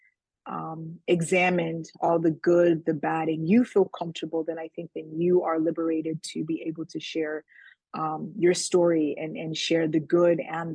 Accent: Indiana, United States; also born or lived in Nigeria; I was born in Nigeria and my family immigrated to the United States when I was about four. So I grew up primarily in the state of Indiana

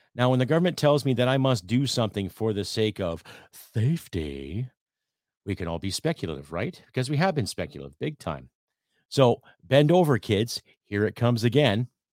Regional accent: Canada

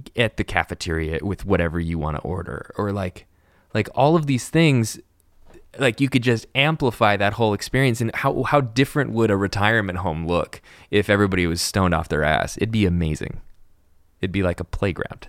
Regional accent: Encinitas, California, United States; interned at a record label in Encinitas, my hometown

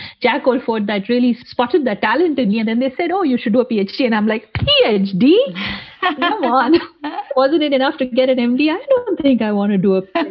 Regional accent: North India, India; moved away as an adult; now in United States; when I was in my home country, India

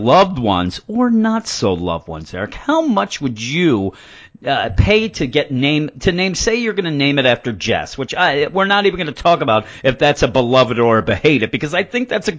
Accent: Warminster, Pennsylvania, United States; now in Quakertown, United States; When I lived in Warminster, where I grew up, where I was born

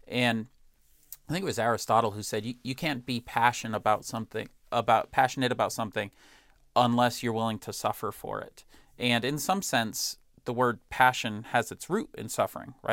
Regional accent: Boston, Massachusetts, United States; as a Bostonian

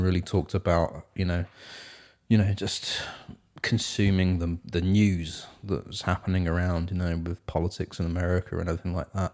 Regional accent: England, United Kingdom; now in Seattle, United States; I'm from England as well

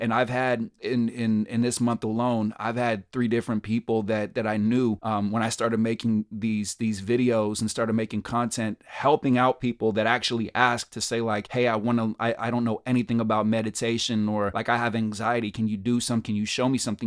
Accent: Berkeley, California, United States; moved away as an adult; now in New York, United States; I grew up in a very diverse neighborhood and, and city, uh, Berkeley, California. Shout out to Berkeley, my hometown.

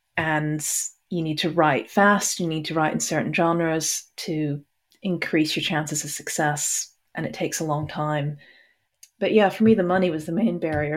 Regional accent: Hong Kong; also born or lived in Texas; now in United Kingdom; I grew up in Hong Kong, but was born in Texas or the other way around or something. And I now live in the U K

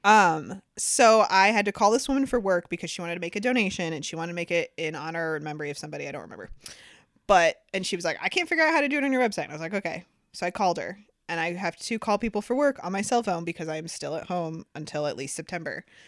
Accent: Sandusky, Ohio, United States; I'm from Sandusky

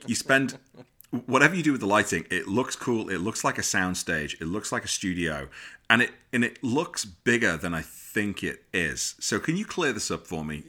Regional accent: United Kingdom; accent: English; now in United States; living in America as a Brit

